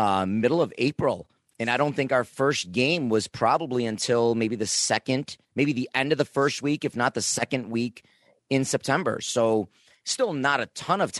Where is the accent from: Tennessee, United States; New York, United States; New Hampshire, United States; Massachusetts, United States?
New York, United States; Niagara Falls; I myself came from Niagara Falls